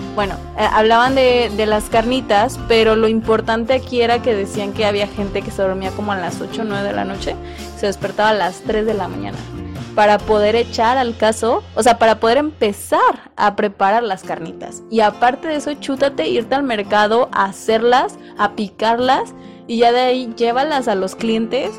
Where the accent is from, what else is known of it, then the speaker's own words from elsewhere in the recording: Mexico; Yo soy mexicano y que mexicanos nos sentimos mexicanos aquí en China